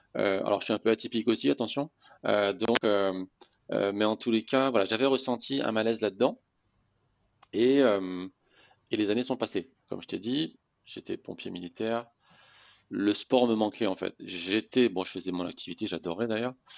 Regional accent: Réunion; moved away as an adult; also born or lived in Metropolitan France; je suis né à La Réunion, j'ai joué au handball à La Réunion

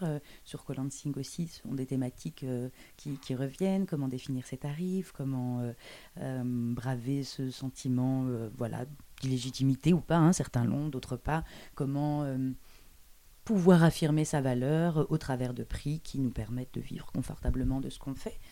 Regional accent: Brussels, Brussels-Capital Region, Belgium; also born or lived in Paris; Bruxelles d'où je viens

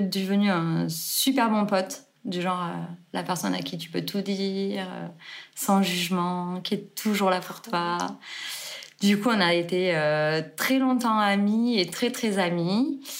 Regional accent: Carcassonne, Occitania, France; moved away as an adult; also born or lived in Gruissan / Geneva, Switzerland; now in Vallée Verte, France; je suis née à Carcassonne et j'ai grandi entre grisson au bord de la mer et Carcassonne. Je suis l'aînée d'une grande fratrie de six enfants. et du coup, j'ai vécu entre mon papa à Carcassonne et ma maman à la mer.

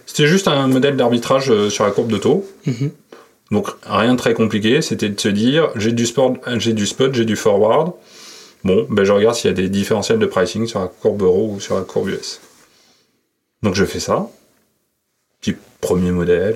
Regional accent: Bordeaux, Nouvelle-Aquitaine, France; moved away as an adult; also born or lived in Paris; je suis né à Bordeaux. Mm-hmm. Bordeaux-Codéran, euh, pour euh, j'ai passé toute ma jeunesse là-bas

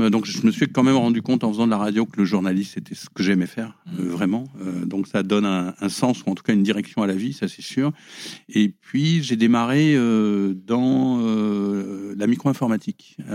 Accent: Paris, Île-de-France, France; on va dire de Paris quand même. J'ai toujours vécu à Paris à une époque où, c'était beaucoup moins cher que maintenant. Donc, euh, euh, mes parents qui gagnaient pas énormément d'argent, on pouvait vivre à Paris.

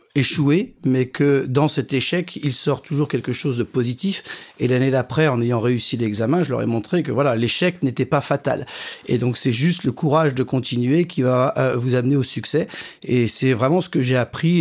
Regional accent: Champagne, near Vertus, Côte des Blancs, Grand Est, France; j'ai grandi en Champagne, euh, dans un petit village à côté de Vertu, dans la Côte des Blancs

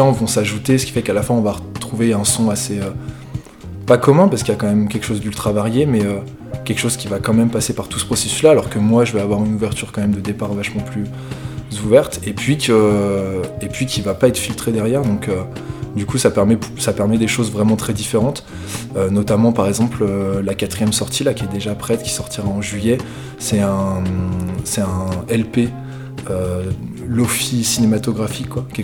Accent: Lyon, Auvergne-Rhône-Alpes, France; voilà, je viens de Lyon, ça fait pas mal de temps que ça fait pas mal de temps que j'évolue dans la musique

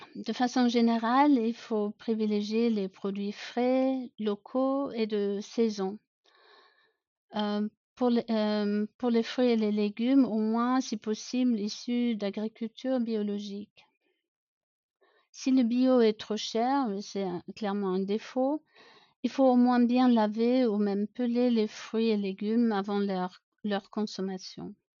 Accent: Germany; accent: German; French is a second language; j'ai grandi à la campagne en Allemagne, d'où mon petit accent.

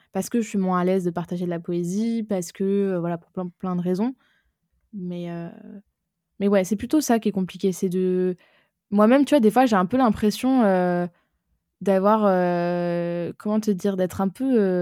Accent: Aix-en-Provence, Provence-Alpes-Côte d'Azur, France; also born or lived in Lyon; j'ai grandi à Aix-en-Provence

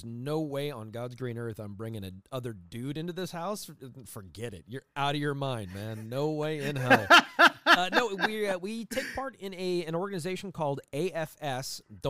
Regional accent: Scotland, United Kingdom; I am Scottish.

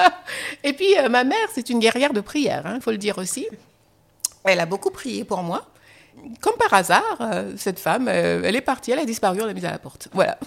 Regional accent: Guadeloupe; also born or lived in France; now in United States; mon identité guadeloupéenne, antillaise

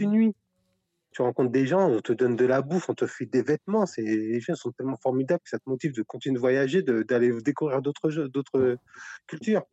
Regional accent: Paris region, Île-de-France, France; moved away; also born or lived in Brittany; je suis de, la région parisienne, mais on a, ça fait une dizaine d'années qu'on est en Bretagne

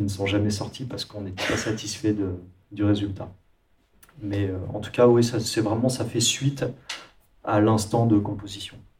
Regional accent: France; Désolé pour mon accent anglais, mais je suis français

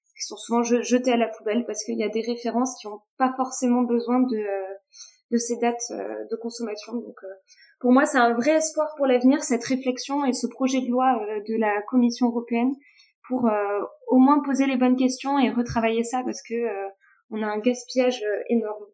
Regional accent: Toulouse, Occitania, France; je suis originaire de, de Toulouse

